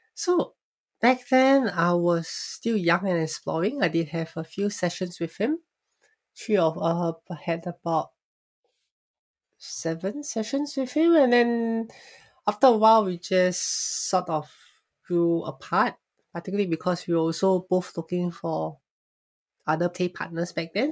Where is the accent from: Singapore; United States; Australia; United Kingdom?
Singapore; I was born and raised in Singapore.